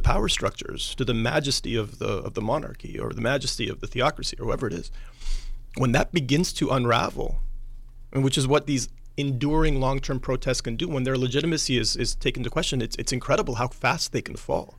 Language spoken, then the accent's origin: English; United States; Growing up in the United States